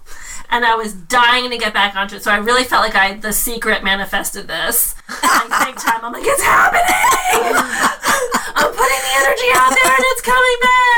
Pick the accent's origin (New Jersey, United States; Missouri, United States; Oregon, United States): New Jersey, United States; Maplewood; We're actually both from Maplewood.